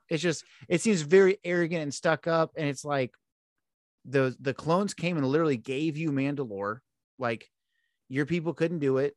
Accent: Houston, Texas, United States; I'm from Houston

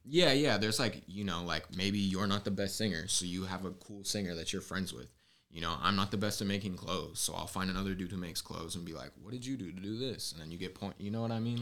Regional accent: Southern California, United States; now in San Francisco Bay Area, United States; I'm from SoCal, but it's the Bay Area, Bay

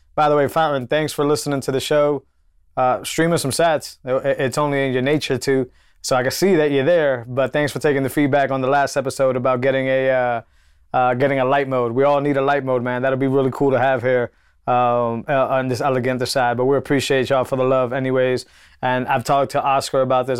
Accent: Massachusetts, United States; I come from Massachusetts

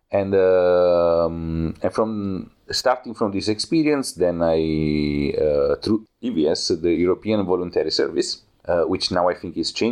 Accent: Italy; English is a second language; moved away as an adult; now in Berlin, Germany; Uh, I come from Italy. I am a video maker and photographer

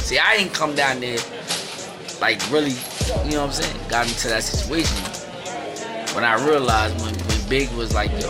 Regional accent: New York, United States; moved away; also born or lived in Greenville, South Carolina; I'm from New York.

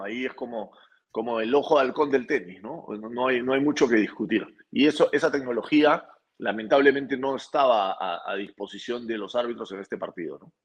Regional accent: Peru; la selección peruana, nos ha logrado unir como peruanos.

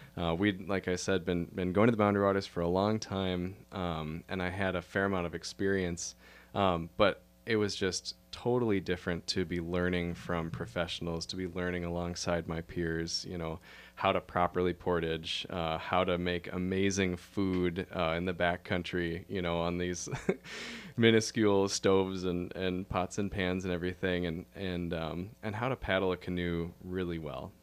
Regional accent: Minneapolis–Saint Paul, Minnesota, United States; also born or lived in Duluth, Minnesota; I grew up in the Twin Cities, uh, in Minnesota here

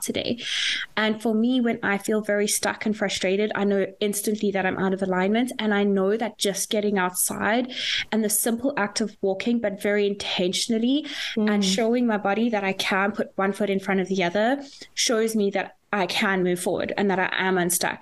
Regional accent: South Africa; now in Dublin, Ireland; I am a South African living in Dublin

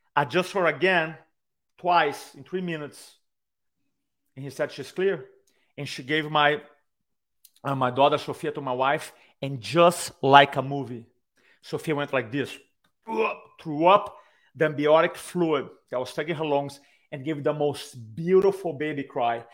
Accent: Brazil; accent: Brazilian; English is a second language; I have a Brazilian accent

